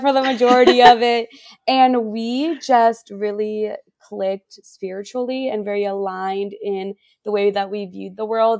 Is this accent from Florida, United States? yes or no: yes; Miami, Florida, United States; moved away as an adult; also born or lived in Santa Cruz, California / Chicago; I'm from Miami